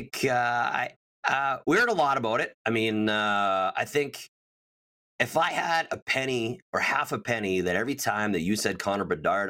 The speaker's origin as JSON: {"language": "English", "town": "Strasbourg", "region": "Saskatchewan", "country": "Canada", "tie": "born or raised there", "also_born_or_lived": "Winnipeg, Manitoba", "lives_now": "Moose Jaw, Canada", "said": "generation Canadian. My dad was actually born in Italy, came over on the boat, transplanted in Winnipeg. I was born in Winnipeg along with my brother, and then grew up in Strasbourg."}